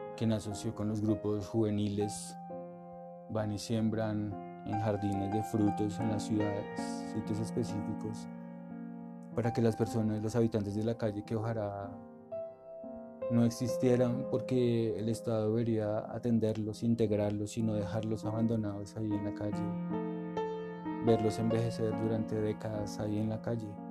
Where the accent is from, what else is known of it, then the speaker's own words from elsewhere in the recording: Colombia; somos americanos, colombianos